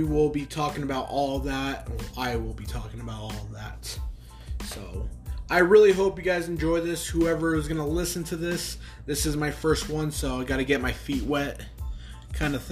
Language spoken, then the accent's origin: English; Los Angeles, California, United States; moved away; I'm from the Los Angeles area